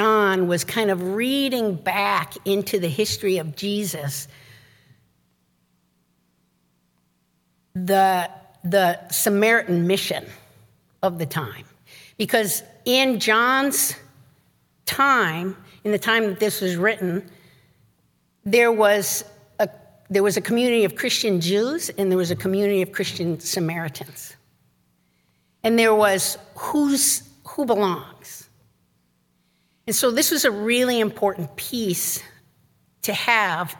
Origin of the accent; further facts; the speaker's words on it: Chicago, Illinois, United States; moved away; also born or lived in St. Paul, Minnesota; I'm from Chicago